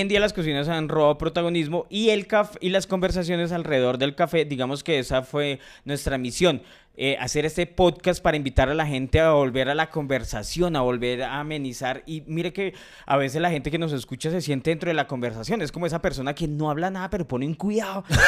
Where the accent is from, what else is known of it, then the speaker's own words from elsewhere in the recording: Colombia; soy colombiano